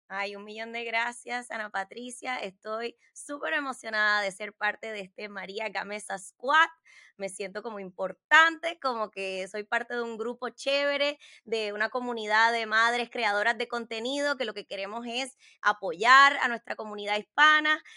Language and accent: Spanish; Puerto Rico; now in United States; crecí en Puerto Rico y me sentía igual cubana que puertorriqueña